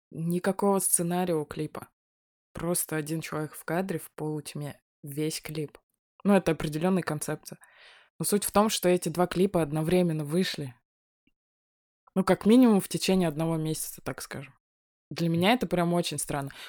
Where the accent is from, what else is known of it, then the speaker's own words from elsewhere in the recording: Moscow, Russia; Да не выхожу я на ваши улицы, блядь. Я москвич.